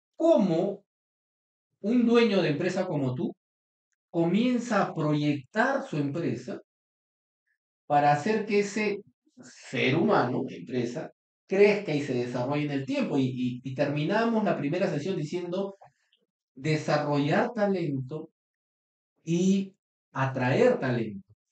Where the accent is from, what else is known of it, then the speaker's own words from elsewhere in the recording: Trujillo, La Libertad, Peru; yo soy trujillano